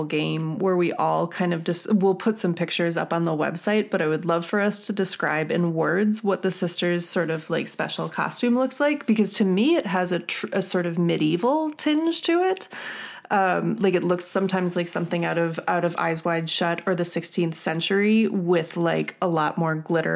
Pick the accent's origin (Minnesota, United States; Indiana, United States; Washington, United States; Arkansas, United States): Minnesota, United States; Minneapolis; moved away as an adult; now in San Francisco, United States; I'm from the Great Midwest. I'm from the suburbs of Minneapolis